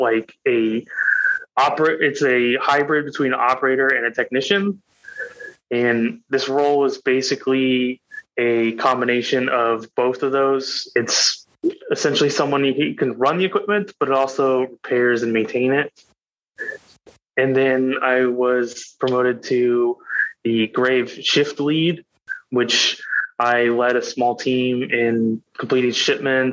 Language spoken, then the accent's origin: English; Salem, Oregon, United States; now in Wilsonville, United States; I grew up in Salem, Oregon.